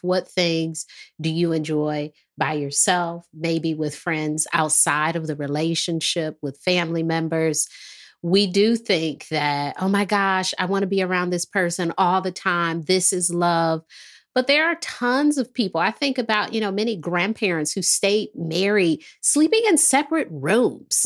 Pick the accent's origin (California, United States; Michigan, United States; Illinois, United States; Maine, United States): Michigan, United States; Detroit; moved away; also born or lived in the South (US); I'm from Detroit, so when I moved here